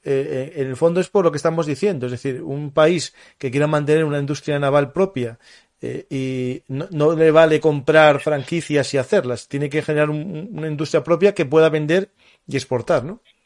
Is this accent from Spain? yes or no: yes; Asturias, Spain; yo soy asturiano, ¿no? Y en Asturias teníamos, bueno, tenemos la fábrica de Trubia